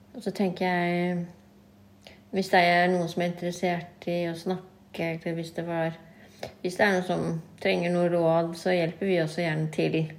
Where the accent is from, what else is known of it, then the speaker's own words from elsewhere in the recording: Norway; vi er født og oppvokst i Norge